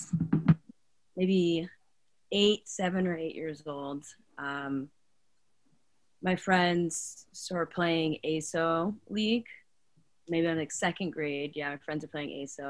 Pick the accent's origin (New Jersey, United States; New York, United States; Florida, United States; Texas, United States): New York, United States; New York City; I'm from New York